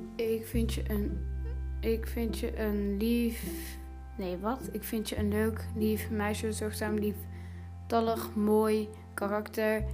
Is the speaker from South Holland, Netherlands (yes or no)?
no; Utrecht, Netherlands; now in Antwerp, Belgium; Ik woon nu in Antwerpen. Ik ben geboren in Utrecht.